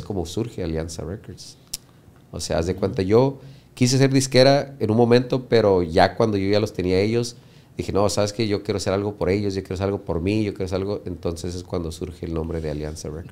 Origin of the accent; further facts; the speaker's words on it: United States; nosotros somos de Estados Unidos